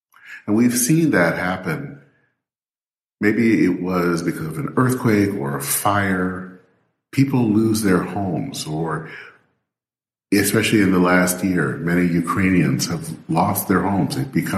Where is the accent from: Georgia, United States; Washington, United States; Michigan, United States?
Michigan, United States; now in Minnesota, United States; I've lived here in Minnesota now for over 25 years. I still call Michigan my home state.